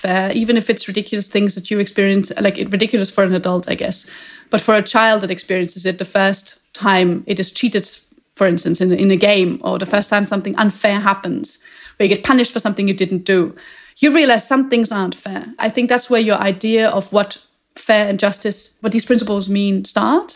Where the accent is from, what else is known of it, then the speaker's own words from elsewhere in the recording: Vienna, Austria; I grew up in Vienna